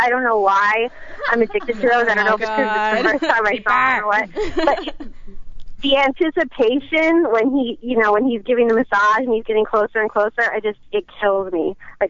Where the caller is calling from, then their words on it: Chicago, Illinois, United States; I'm calling from Chicago.